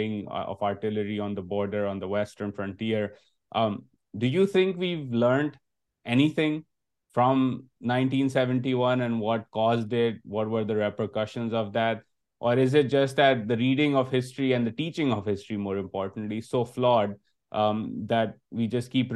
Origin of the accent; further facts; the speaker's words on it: Pakistan; moved away as an adult; now in United States; growing up in Pakistan